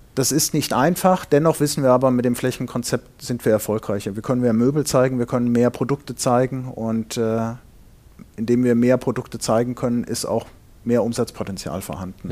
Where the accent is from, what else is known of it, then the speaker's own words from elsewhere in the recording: Fulda, Hesse, Germany; moved away as an adult; also born or lived in Ingolstadt; ich komme gebürtig aus Hessen in Fulda